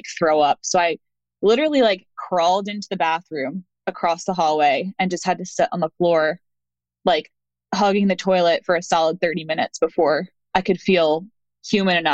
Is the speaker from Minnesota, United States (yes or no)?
no; outside of Philadelphia, Pennsylvania, United States; moved away as an adult; also born or lived in Colgate University, New York; now in North Carolina, United States; I was born and raised outside of Philly in Pennsylvania.